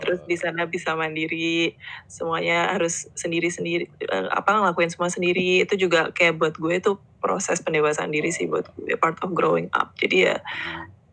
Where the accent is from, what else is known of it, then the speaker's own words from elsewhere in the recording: Indonesia; also born or lived in Melbourne, Australia; we are Indonesian at heart